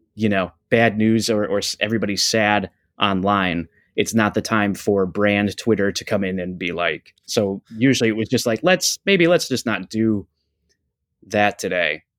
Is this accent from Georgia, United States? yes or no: no; Buffalo, New York, United States; we're both from Buffalo, New York